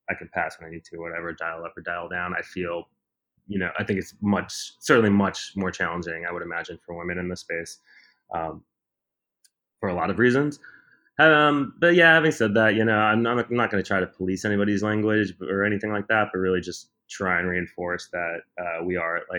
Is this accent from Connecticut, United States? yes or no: no; Milwaukee, Wisconsin, United States; now in New York City, United States; where I grew up in Milwaukee, there was a queer youth drop-in center